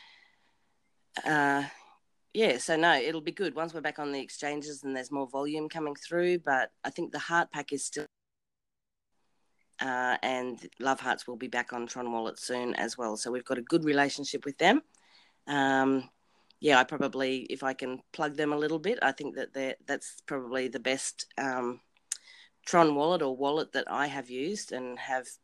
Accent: Australia; I'm from Australia

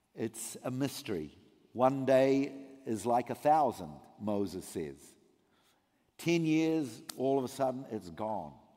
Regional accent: New Zealand; moved away as an adult; now in Israel; I came from New Zealand, uh, grew up in a Jewish family, came to faith, immigrated over thirty years ago to Israel

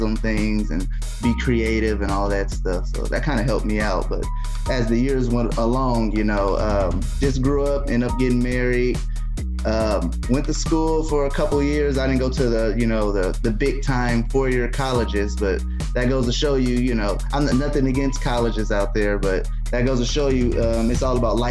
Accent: Muncie, Indiana, United States; born and raised in Muncie

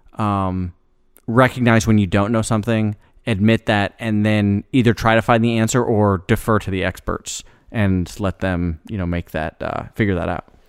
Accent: Iowa, United States; moved away as an adult; now in Memphis, United States; A lot of people I grew up with in Iowa

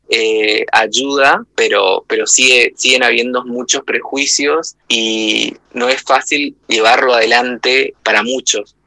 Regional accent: Misiones, Argentina; Yo soy de Misiones, crecí en un pueblo en realidad muy chiquito

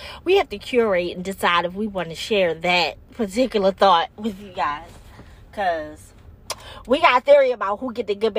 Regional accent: Baltimore, Maryland, United States; accent: Baltimore; my Baltimore accent comes out very strongly sometimes.

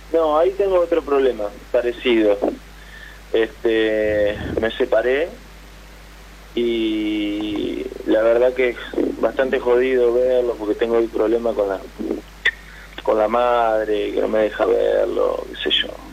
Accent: Santo Tomé, Santa Fe, Argentina; De Santo Tomé, Santa Fe

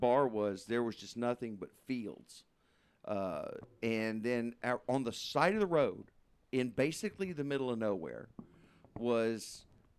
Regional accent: the South, United States; accent: southern; I speak Japanese with a southern accent

